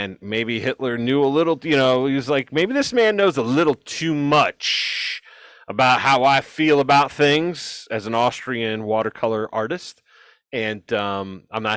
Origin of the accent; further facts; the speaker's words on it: Ohio, United States; I'm from Ohio